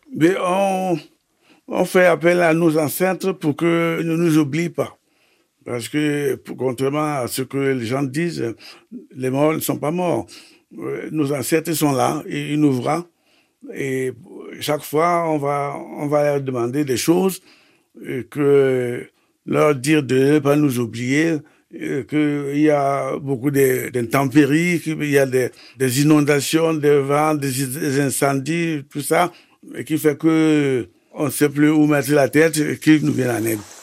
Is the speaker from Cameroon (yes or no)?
yes; Yabassi area, Sanaga-Maritime, Littoral, Cameroon; moved away; Je suis né euh, à Lokam, au Cameroun, à Yasuku, dans Saranga-Maritime. J'ai grandi euh, à côté des deux fleuves d'abord euh, la sanaga et puis l'oignon